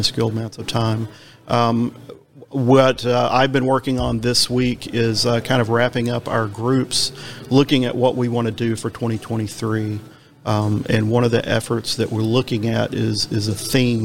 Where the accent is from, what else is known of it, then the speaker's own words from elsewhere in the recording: Nashville, Tennessee, United States; I'm from Nashville, so we're the, you know, Music City USA